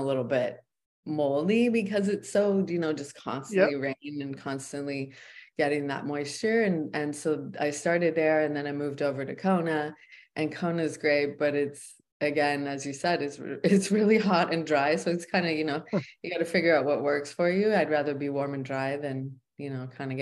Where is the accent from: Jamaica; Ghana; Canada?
Canada; moved away as an adult; also born or lived in United States / Big Island, Hawaii; now in Maui, United States; I'm originally from Canada and was born in the US